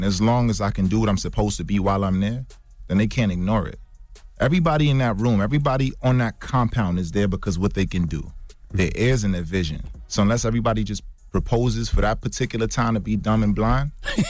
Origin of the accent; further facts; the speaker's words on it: Brooklyn, New York, United States; Yeah, I'm from East New York, more specifically, right?